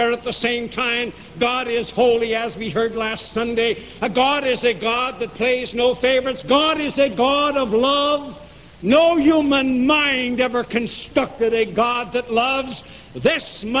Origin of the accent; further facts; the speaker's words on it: United States; as an American and as a Christian